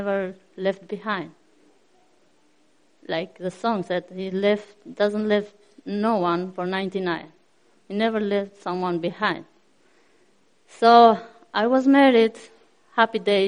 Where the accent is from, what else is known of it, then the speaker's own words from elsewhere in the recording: Albania; moved away as an adult; I come from Albania. It's a wonderful country